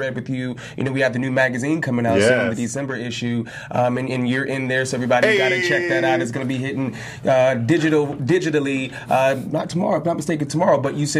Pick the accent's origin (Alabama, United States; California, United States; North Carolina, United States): North Carolina, United States; Jacksonville; born there; I was born in Jacksonville, North Carolina. Big shout outs to Jayville. Some big military town.